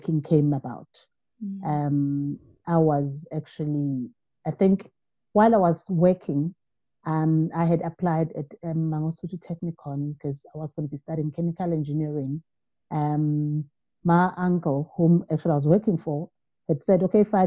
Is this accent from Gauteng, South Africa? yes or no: no; KwaZulu-Natal, South Africa; I am from KwaZulu-Natal.